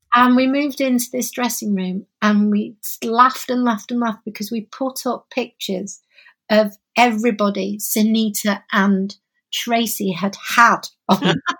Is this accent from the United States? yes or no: no; Oldham, North West England, United Kingdom; also born or lived in Openshaw, Manchester; I I was born in Oldham